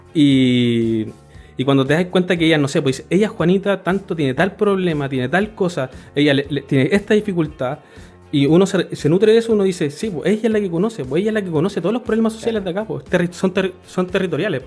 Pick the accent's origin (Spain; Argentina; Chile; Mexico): Chile; Concepción, Biobío; yo soy de Concepción, nacido también en Concepción toda mi vida